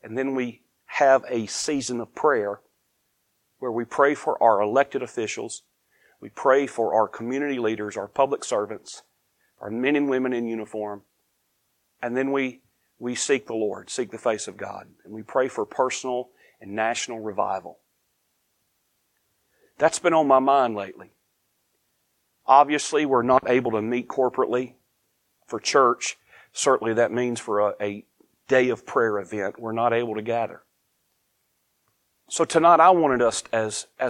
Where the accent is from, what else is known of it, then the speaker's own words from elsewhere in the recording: United States; now in Eastern North Carolina, United States; I am grateful to be an American